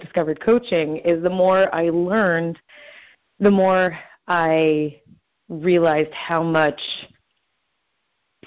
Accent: Southern California, United States; now in Brooklyn, United States; I am originally from Southern California, and I now live in Brooklyn

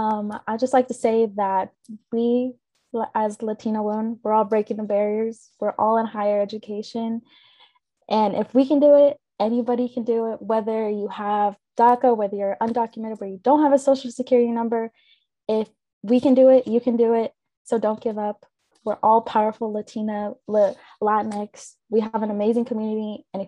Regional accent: Kansas City, Kansas, United States; I grew up in Wyandotte County from the DOT, and I went to Shawnee Mission East, and it was a primarily white school.

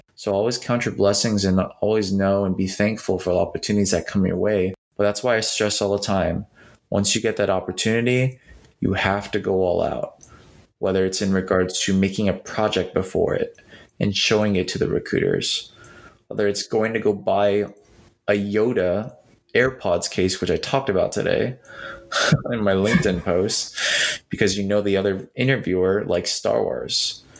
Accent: Philippines; And I love basketball, not just because I'm Filipino, yes, but because I love basketball.

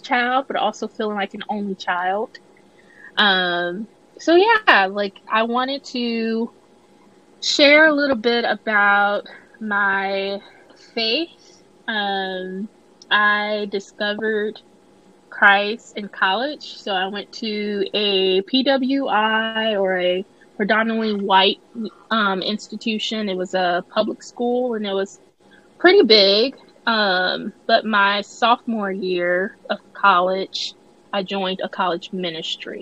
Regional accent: Illinois, United States; moved away as an adult; now in Tennessee, United States; I am from Illinois, born and raised, never really left Illinois other than summer trips to Mississippi to visit extended family.

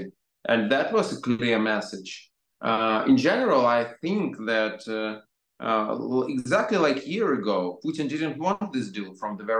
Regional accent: Odesa, Odesa Oblast, Ukraine; I was born in Odessa, that's my native city.

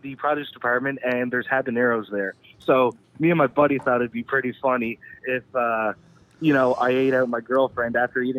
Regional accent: Newfoundland and Labrador, Canada; We're from Newfoundland.

